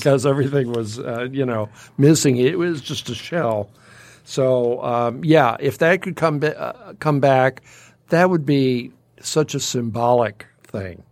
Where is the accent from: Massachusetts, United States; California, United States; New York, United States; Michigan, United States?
Michigan, United States; Detroit; now in Rochester, United States; growing up in Detroit